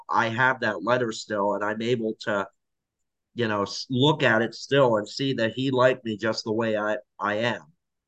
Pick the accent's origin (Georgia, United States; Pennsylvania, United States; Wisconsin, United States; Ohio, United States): Pennsylvania, United States; Hershey; also born or lived in South Korea; now in Florida, United States; I grew up in the Hershey, Pennsylvania area